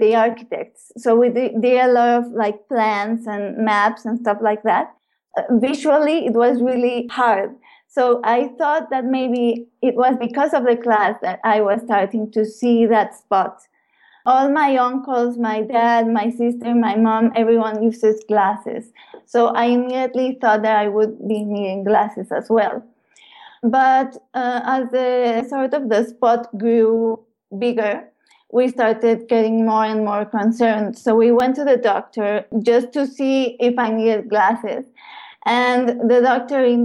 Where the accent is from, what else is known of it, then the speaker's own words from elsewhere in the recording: Puebla, Mexico; I was born in Puebla in Mexico, and I was born into a really loving family